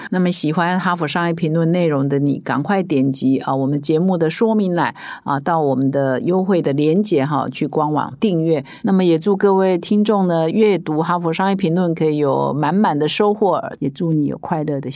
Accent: Taiwan; 也是我们台湾人

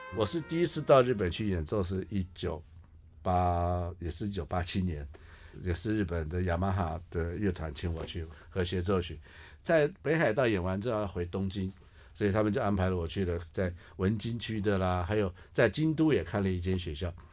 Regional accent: Taiwan; 我们台湾人

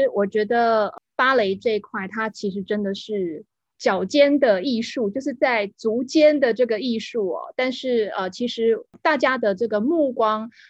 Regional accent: Taiwan; 我们台湾这边会讲说很爱现

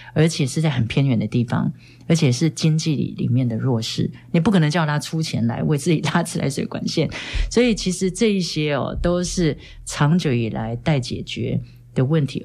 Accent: Hualien County, Taiwan; 我是花莲人

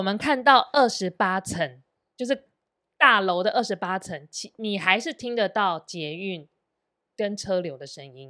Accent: Sanchong, New Taipei, Taiwan; 我的家乡三重

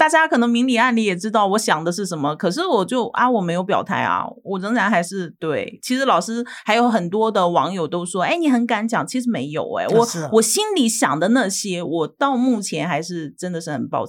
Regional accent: Dalian, Liaoning, China; moved away as an adult; now in Taiwan; 其实我的家乡大连也是

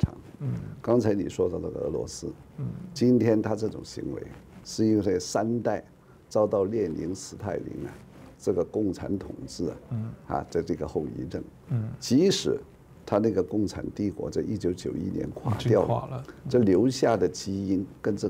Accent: Taiwan; 我们身为台湾人。不要干预他，是吧？

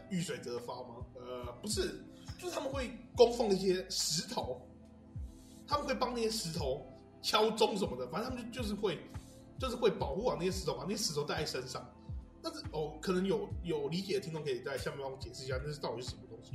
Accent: Houli, Taichung, Taiwan; 我们都是后里人

